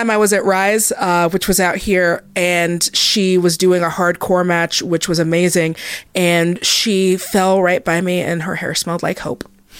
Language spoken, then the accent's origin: English; Seattle, Washington, United States; I'm from Seattle